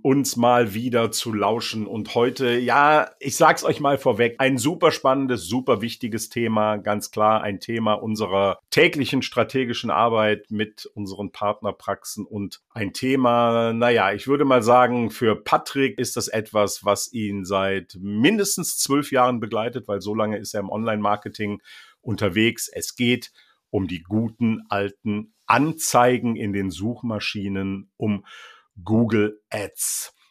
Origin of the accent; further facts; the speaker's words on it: Bergisches Land near Leverkusen, North Rhine-Westphalia, Germany; now in North Sea coast, Germany; sende liebe Grüße ins Bergische Land nahe Leverkusen, also an meine alte Heimat